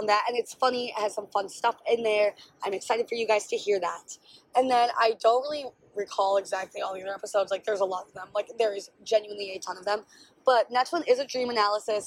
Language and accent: English; Milwaukee, Wisconsin, United States; where I grew up in Milwaukee